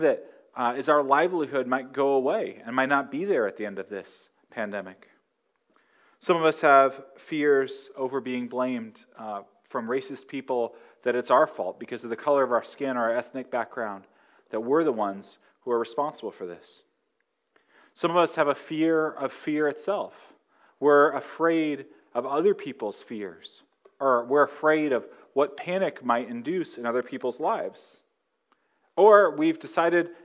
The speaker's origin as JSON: {"language": "English", "region": "Northern California", "country": "United States", "tie": "born or raised there", "said": "I grew up in Northern California, we had the 1989 earthquake"}